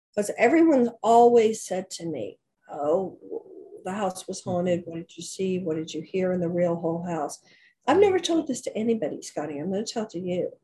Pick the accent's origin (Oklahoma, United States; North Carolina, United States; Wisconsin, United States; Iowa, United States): Oklahoma, United States; moved away as an adult; my hometown in Oklahoma